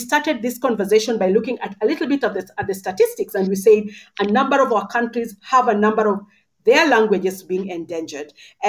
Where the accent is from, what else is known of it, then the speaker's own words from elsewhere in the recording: Kenya; first language Luo; English is a second language; When I grew up in Kenya